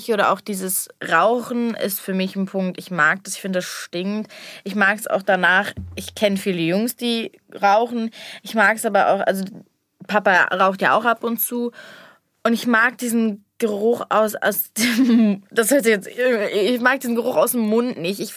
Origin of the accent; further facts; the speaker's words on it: Cologne, North Rhine-Westphalia, Germany; Ich hatte ja über ein halbes Jahr von Hasselt, Tanzschule, mit meiner Schule. Ist ja bei uns, bei uns in Köln sehr bekannt oder machen das ja sehr viele.